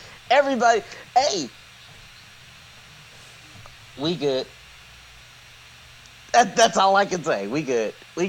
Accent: California, United States; I'm a Californian.

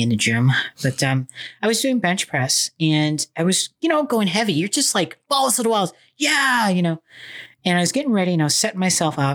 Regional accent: Orlando, Florida, United States; I'm from Orlando, Florida.

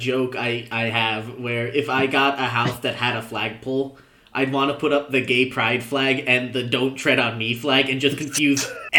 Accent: New Jersey, United States; I grew up in New Jersey... Right next to New York City

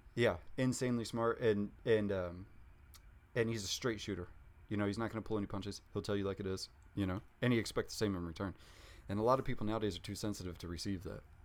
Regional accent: Junction City, Kansas, United States; I grew up in Junction City, Kansas. It's like thirty thousand people.

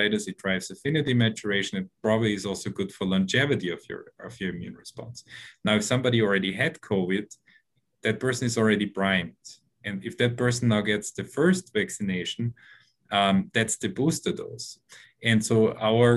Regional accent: Austria; now in New York, United States; I'm originally from Austria

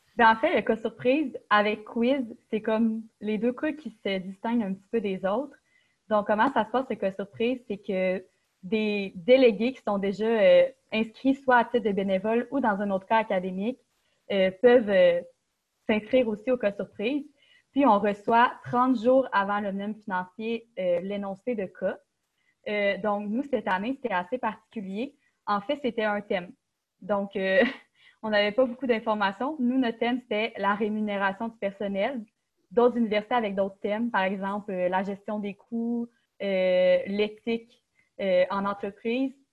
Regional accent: Quebec City, Quebec, Canada; moved away as an adult; je viens de Québec puis j'ai choisi l'UQTR parce que c'est une bonne université

